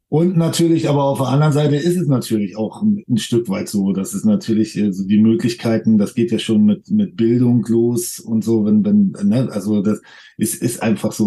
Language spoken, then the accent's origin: German; Germany; wir sind jetzt hier in Deutschland geboren